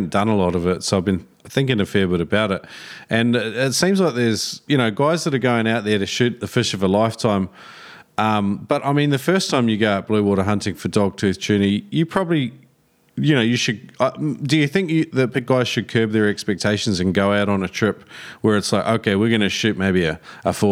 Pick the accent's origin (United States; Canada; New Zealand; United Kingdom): New Zealand; now in Australia; I grew up in New Zealand and moved to Australia